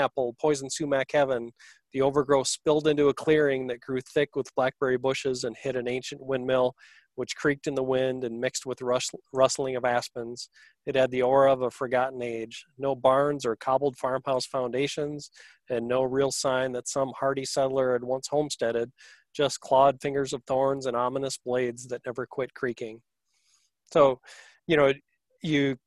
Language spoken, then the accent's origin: English; Barron County, Wisconsin, United States; born or raised there